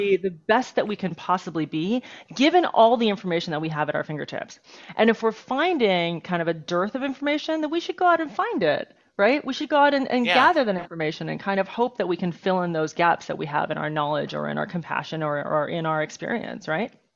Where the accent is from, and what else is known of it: United States; born or raised there; also born or lived in Taiwan